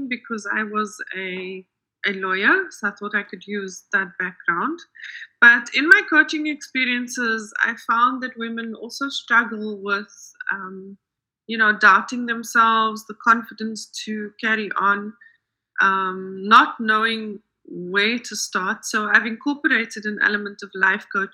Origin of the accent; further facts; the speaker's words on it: South Africa; also born or lived in United States; I am a life coach for women in business, and I am from South Africa